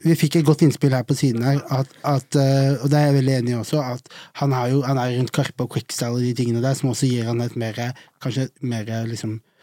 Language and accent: Norwegian; Arendal, Agder, Norway; hjembyen min